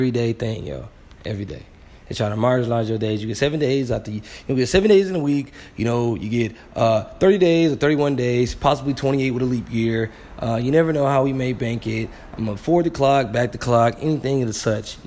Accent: Flint, Michigan, United States; I'm from Flint, Michigan.

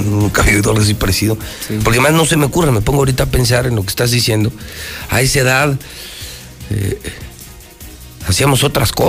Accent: Aguascalientes, Mexico

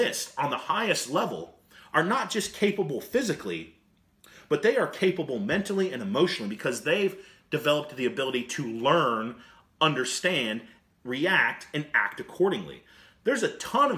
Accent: United States; as American coaches and American leaders

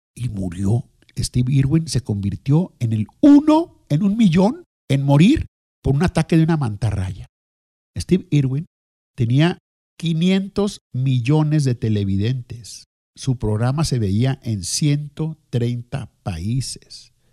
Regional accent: Mexico

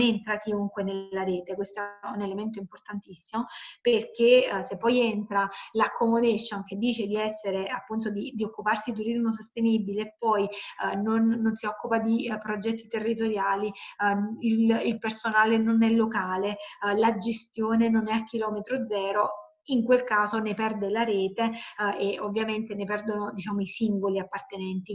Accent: Salerno, Campania, Italy; io parto dal sud perché sono di Salerno, come si sente, campana

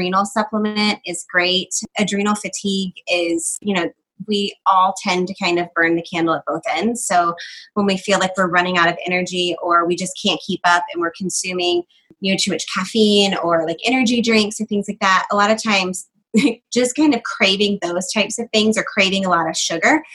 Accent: Georgia, United States; I'm from Georgia

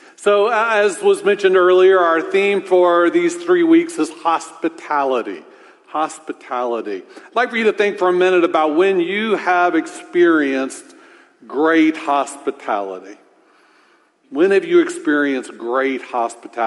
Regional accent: Orlando, Florida, United States; I was born and raised in Orlando

